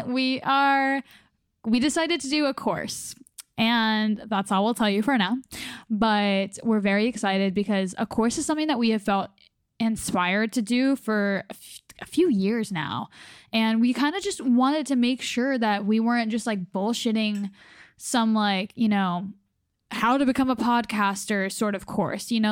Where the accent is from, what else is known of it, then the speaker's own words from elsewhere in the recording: North Carolina, United States; my home state